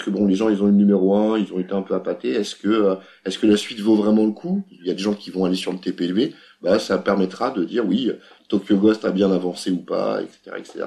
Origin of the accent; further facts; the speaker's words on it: France; On est français